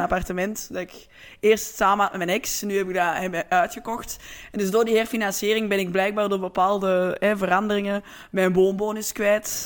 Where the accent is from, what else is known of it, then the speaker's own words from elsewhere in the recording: Antwerp, Flanders, Belgium; We zijn eigenlijk alle twee van Antwerpen